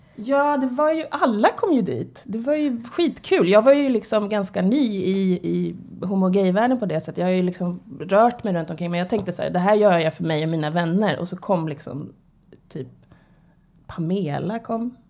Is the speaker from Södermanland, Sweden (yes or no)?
no; Stockholm, Stockholm County, Sweden; Född och uppvuxen på Södermalm. På Hornsgatan brukar jag säga. I Stockholm